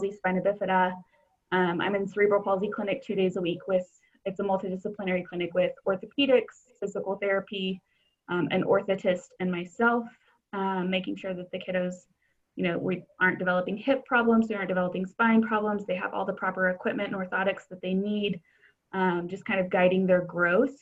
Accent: Arlington, Texas, United States; also born or lived in St. Petersburg, Florida / Chicago; I am from the Dallas-Fort Worth area, grew up in Arlington

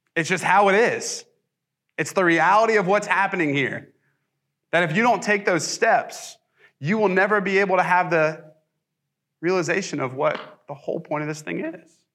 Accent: the South, United States; also born or lived in Ohio; I'm pretty much a Southern boy

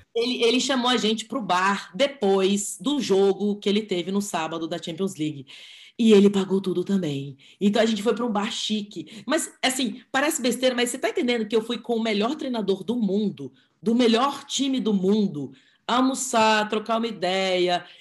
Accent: Brasília, Federal District, Brazil; eu sou de Brasília, é porque a gente é de Brasília

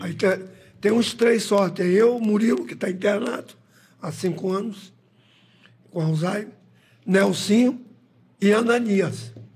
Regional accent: Quissamã, Rio de Janeiro, Brazil; moved away; na época, quando eu nasci, que Samã pertencia a Macaé

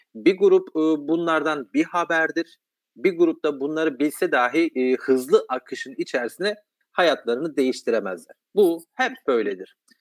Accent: Kahramanmaraş, Turkey; ben Maraşlıyım. E, çok dar bir yerde e, hayatın e, kurallarının çok az olduğu, çeşitliliğin çok az olduğu dindar bir ortamda

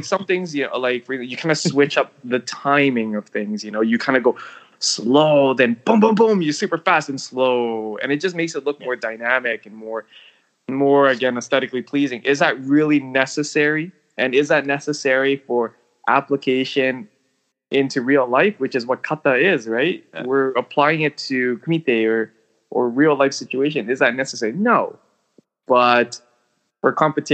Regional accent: Canada; moved away; also born or lived in Hong Kong (ancestry) / Tokyo, Japan; I'm Chinese Canadian

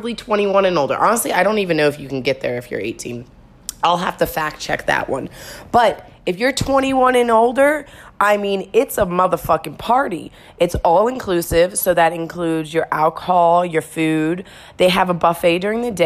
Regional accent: United States; being an American around here

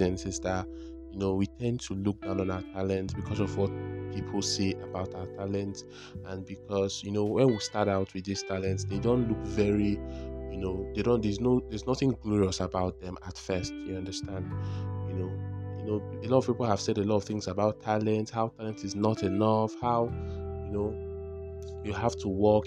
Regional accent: Abia, Nigeria; I'm a Nigerian. I've been from Abia State

